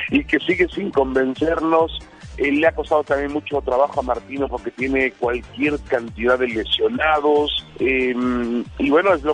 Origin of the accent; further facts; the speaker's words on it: Mexico; ya sabes cómo somos los mexicanos de tercos